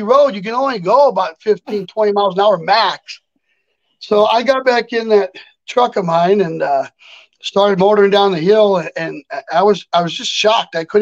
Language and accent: English; near Loma Prieta / Gilroy area, California, United States; we were up by Loma Prieta with an earthquake hit in my hometown